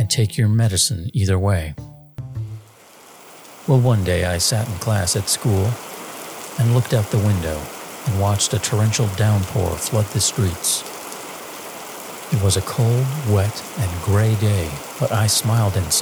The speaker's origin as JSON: {"language": "English", "town": "Torrance", "region": "California", "country": "United States", "tie": "born or raised there", "also_born_or_lived": "Scotland", "said": "Though I was born in Scotland, I came to this country at a very young age. My family settled in the South Bay town of Torrance, California"}